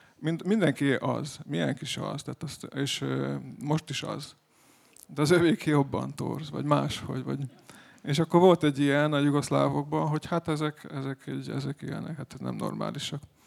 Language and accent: Hungarian; Serbia; mi magyarok vagyunk valóban, de vagyunk egy kicsit szerbek is.